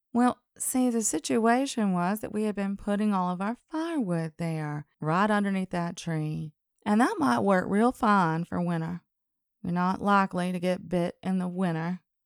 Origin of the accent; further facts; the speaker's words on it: Alabama, United States; accent: Southern; I was from Alabama.